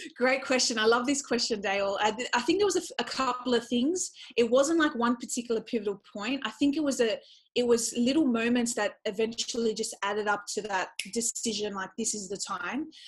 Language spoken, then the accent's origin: English; Australia; I was born in Australia, but I come from a Middle Eastern culture